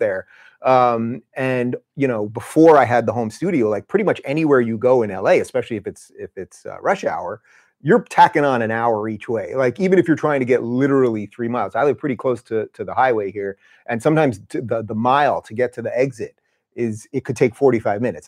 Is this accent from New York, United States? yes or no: yes; Long Island, New York, United States; moved away; also born or lived in Brooklyn; we grew up in Long Island